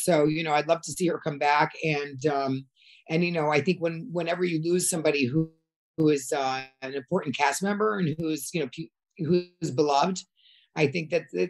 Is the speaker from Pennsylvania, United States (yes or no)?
no; Connecticut, United States; moved away as an adult; also born or lived in New York / Europe; I grew up in Connecticut, and then I lived in New York, and then I moved to Europe. So at that point, you know, I speak three languages